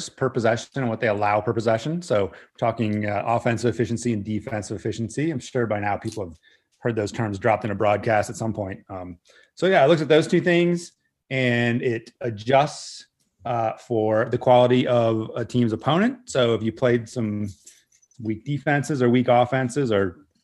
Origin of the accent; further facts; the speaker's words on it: Northern Virginia, United States; I grew up in Northern Virginia, just outside of Washington, D.C.